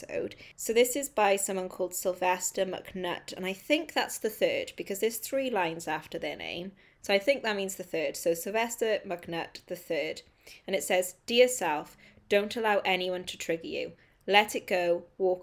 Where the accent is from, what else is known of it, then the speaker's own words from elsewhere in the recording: United Kingdom; I'm a British writer